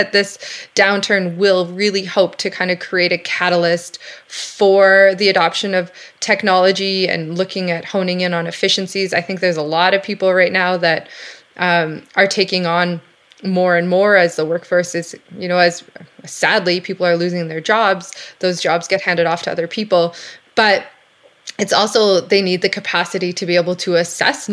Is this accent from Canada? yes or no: yes; Calgary, Alberta, Canada; I grew up in Calgary